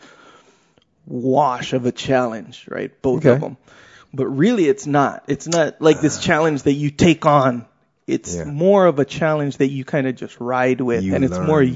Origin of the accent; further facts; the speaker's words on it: Kauai, Hawaii, United States; I come from Kauai